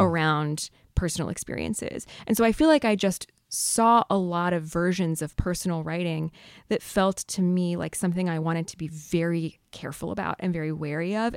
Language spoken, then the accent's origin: English; north of San Diego, California, United States; I grew up in San Diego in a sort of surf hamlet north of San Diego